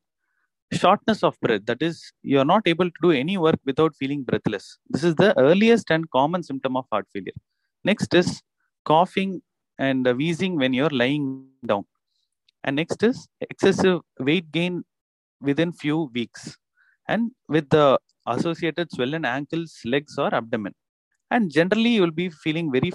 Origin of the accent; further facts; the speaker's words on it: Chennai, Tamil Nadu, India; I am from Chennai. I am an interventional cardiologist practicing in Chennai